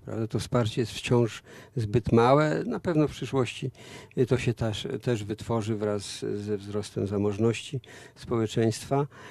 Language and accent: Polish; Warsaw, Masovian Voivodeship, Poland; u nas w Warszawie